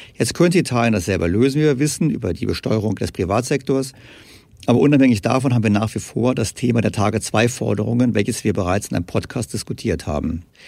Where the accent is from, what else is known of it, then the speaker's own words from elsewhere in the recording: Germany; bei uns in Deutschland